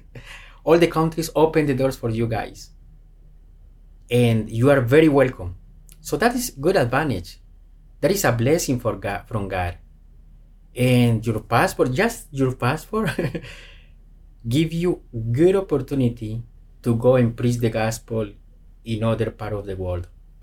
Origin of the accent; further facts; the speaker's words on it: Colombia; cannot go to some places because we are not able to get in because it's Colombian passport, because we are from Colombia.